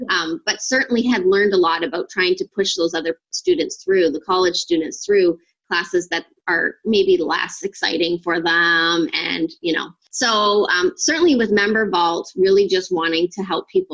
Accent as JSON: {"language": "English", "region": "Ontario", "country": "Canada", "said": "I'm from Canada and Ontario, actually"}